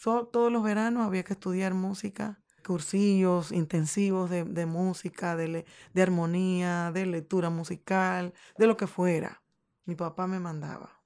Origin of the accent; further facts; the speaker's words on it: Santiago Rodríguez, Dominican Republic; moved away as an adult; Yo soy de un pueblo que se llama Santiago Rodríguez.